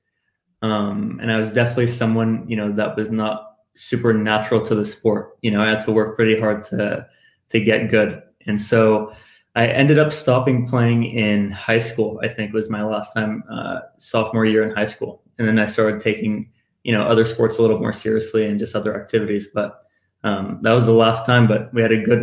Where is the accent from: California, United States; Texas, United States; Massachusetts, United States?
California, United States; Beverly Hills; also born or lived in East Los Angeles, California; I grew up in East LA, not, you know, kind of total opposite of Beverly Hills